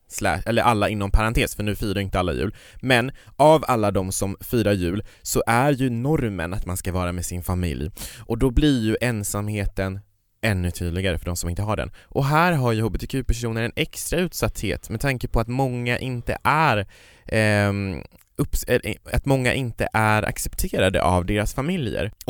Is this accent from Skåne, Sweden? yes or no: no; Kiruna, Norrbotten County, Sweden; now in Stockholm, Sweden; Jag var ju uppe i Kiruna, där jag kommer ifrån. Det kanske inte hörs på min dialekt, jag har bott i Stockholm i många år